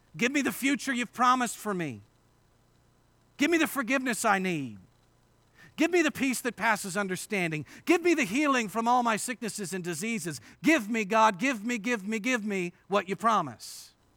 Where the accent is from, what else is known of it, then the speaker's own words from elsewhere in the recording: Indiana, United States; moved away; I grew up in Indiana, and this is the first time, uh, since high school that I've been invited to preach at a church in Indiana